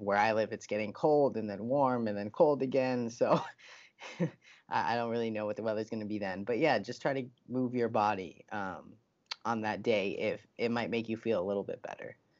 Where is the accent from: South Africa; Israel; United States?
United States; I'm an American